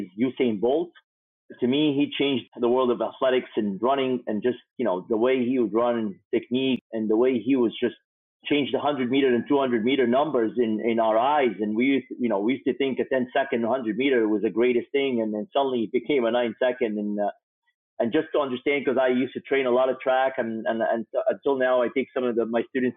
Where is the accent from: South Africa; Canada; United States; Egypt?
Egypt; growing up in Egypt